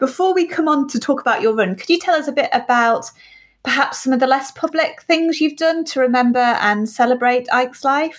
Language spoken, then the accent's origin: English; United Kingdom; We'll make do. We're British.